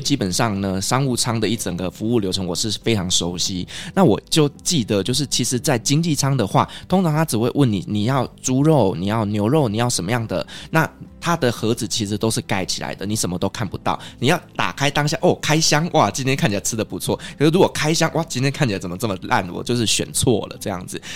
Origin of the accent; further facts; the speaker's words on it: Taiwan; now in Qatar; 我是台湾人